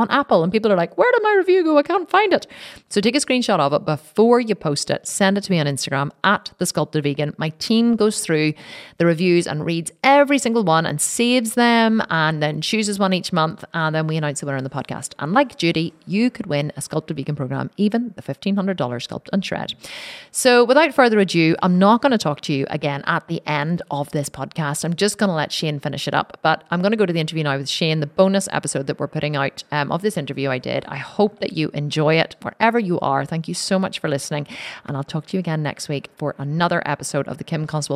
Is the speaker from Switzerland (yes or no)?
no; Ireland; accent: Irish; my fellow Irishmen.